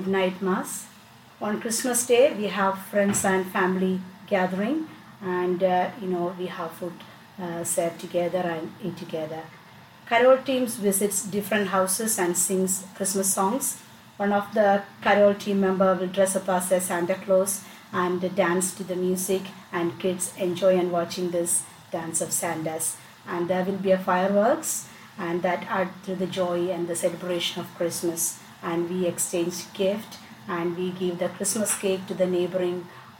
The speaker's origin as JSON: {"language": "English", "region": "Kerala", "country": "India", "moved": "yes", "lives_now": "United Kingdom", "said": "I'm from India, southern part of India, the place called Kerala"}